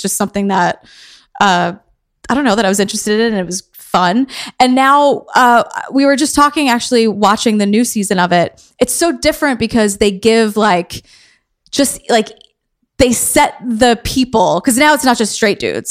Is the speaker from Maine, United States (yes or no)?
no; New York City, New York, United States; I am from Queens